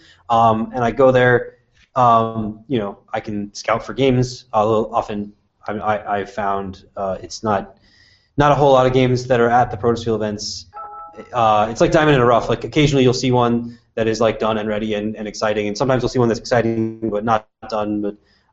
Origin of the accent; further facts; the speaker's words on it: Tucson, Arizona, United States; my hometown of Tucson